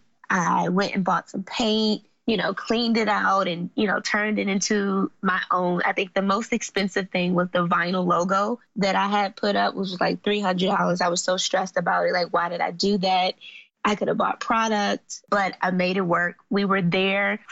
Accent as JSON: {"language": "English", "town": "Washington", "region": "District of Columbia", "country": "United States", "tie": "born or raised there", "also_born_or_lived": "Forestville, Maryland", "said": "So I grew up in Southeast D.C. and Southeast D.C. is, I mean, it's the hood."}